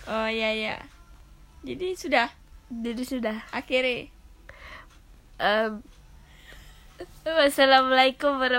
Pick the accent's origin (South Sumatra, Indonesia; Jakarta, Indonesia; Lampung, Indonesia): South Sumatra, Indonesia; Palembang; Saya berasal dari Palembang, Tugu Mulo, Pasar Belakang.